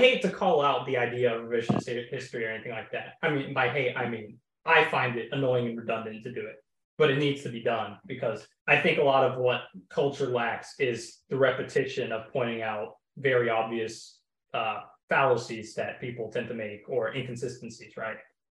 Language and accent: English; Oklahoma, United States; I'm from Oklahoma.